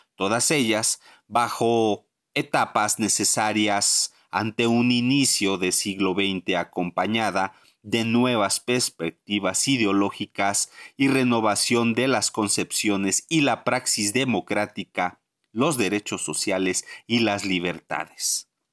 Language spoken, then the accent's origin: Spanish; Mexico; como mexicanos